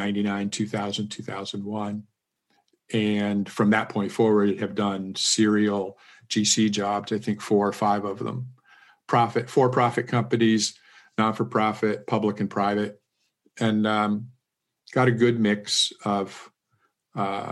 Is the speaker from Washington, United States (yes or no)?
yes; Seattle, Washington, United States; moved away; also born or lived in Miami / Silicon Valley; I was born and raised in Seattle